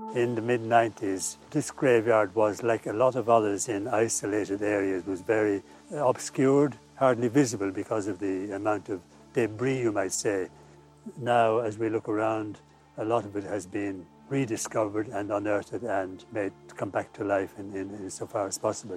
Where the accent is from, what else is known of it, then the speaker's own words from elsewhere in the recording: Dublin, Leinster, Ireland; moved away as an adult; now in Preban, Ireland; I was born and raised in Dublin